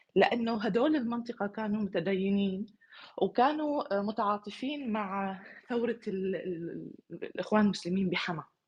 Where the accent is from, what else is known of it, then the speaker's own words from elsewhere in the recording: Damascus, Damascus Governorate, Syria; moved away as an adult; عن سوريا اللي اللي ولدت فيها وغادرتها من سنوات